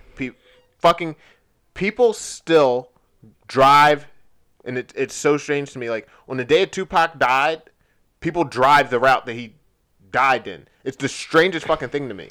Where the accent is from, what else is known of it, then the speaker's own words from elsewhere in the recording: United States; as an American